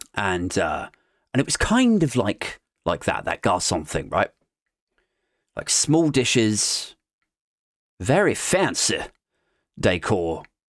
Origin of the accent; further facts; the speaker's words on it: United Kingdom; I'm from Ellington Park and the, the, the Toynbee Estate.